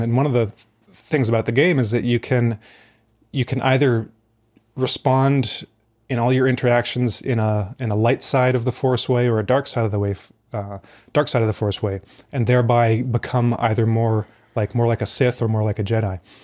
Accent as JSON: {"language": "English", "region": "Alberta", "country": "Canada", "moved": "yes", "said": "I am originally from Alberta in Canada"}